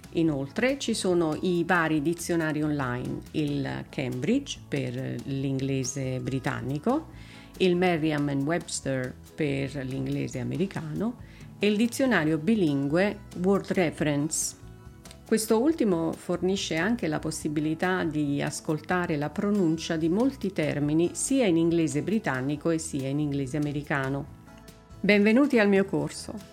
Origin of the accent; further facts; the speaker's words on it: Italy; nata e cresciuta in Italia